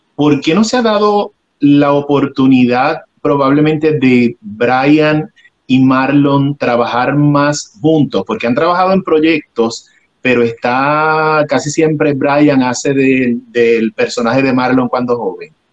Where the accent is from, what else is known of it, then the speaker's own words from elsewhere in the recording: Puerto Rico; now in Los Angeles, United States; Yo resido en Los Ángeles, pero soy eh, oriundo de Puerto Rico